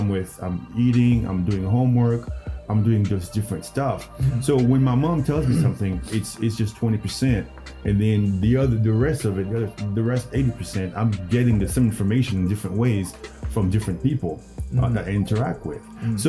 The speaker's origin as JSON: {"language": "English", "country": "Haiti", "tie": "born or raised there", "said": "Growing up in Haiti, you know, when they say, you know, you were raised by a village, it's true."}